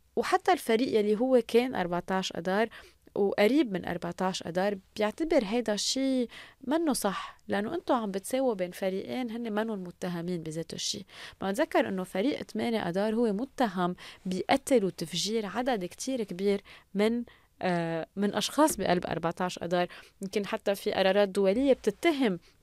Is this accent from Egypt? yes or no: no; Lebanon; نحن كشعب لبناني